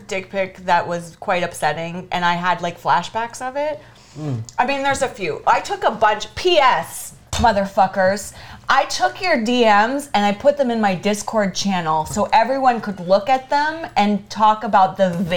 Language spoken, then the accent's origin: English; Canada; I'm Canadian